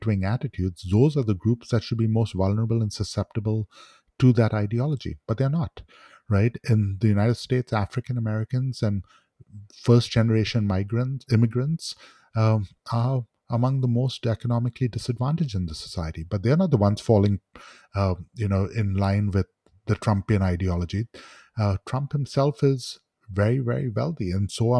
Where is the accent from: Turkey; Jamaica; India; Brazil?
India; Mumbai, Maharashtra; I grew up with in Bombay when I was being raised in the 1970s and 80s